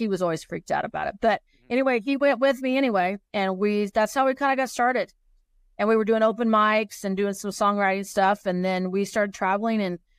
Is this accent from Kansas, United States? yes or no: yes; Kansas, United States; now in Colorado, United States; I'm from Kansas, but I actually live in Colorado.